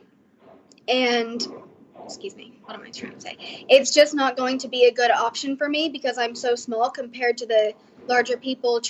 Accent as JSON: {"language": "English", "town": "Fort Worth", "region": "Texas", "country": "United States", "said": "I am from Fort Worth, Texas."}